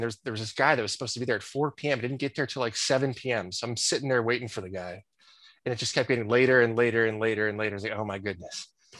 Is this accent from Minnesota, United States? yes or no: no; Chicago, Illinois, United States; moved away as an adult; also born or lived in Nebraska; I grew up in the Chicago area, as you mentioned. Went to Catholic grade school, Catholic high school.